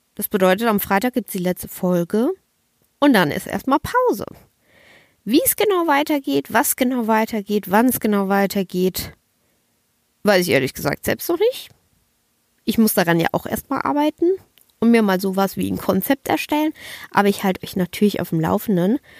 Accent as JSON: {"language": "German", "town": "Kaiserslautern", "region": "Rhineland-Palatinate", "country": "Germany", "tie": "born or raised there", "also_born_or_lived": "Bavaria", "moved": "yes", "said": "ich war fünf Monate nicht mehr in meiner Heimat und fünf Monate habe ich meine Familie nicht mehr live und in Farbe gesehen"}